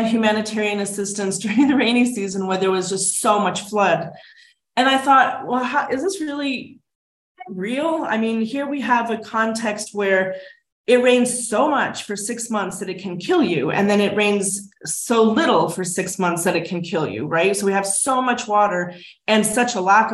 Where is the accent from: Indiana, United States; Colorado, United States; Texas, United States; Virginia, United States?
Colorado, United States; Denver; moved away as an adult; also born or lived in Buffalo, New York; now in Nairobi, Kenya; where I grew up in Colorado